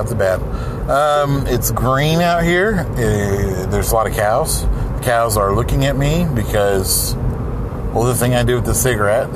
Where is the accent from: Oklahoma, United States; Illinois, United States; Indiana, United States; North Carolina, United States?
Oklahoma, United States; Salina; moved away; my hometown, Salina, Oklahoma